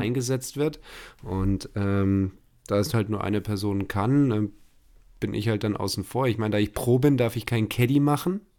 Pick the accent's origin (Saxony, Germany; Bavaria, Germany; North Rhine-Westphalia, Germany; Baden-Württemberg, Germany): Bavaria, Germany; Munich; als Münchner